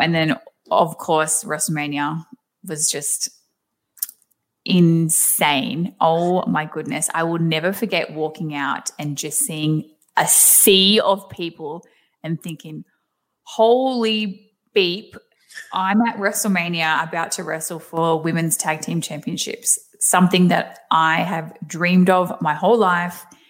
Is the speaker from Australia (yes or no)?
yes; Australia; accent: thick Aussie; moved away as an adult; now in United States; I have tried so hard to keep my Aussie accent because I do have a very thick accent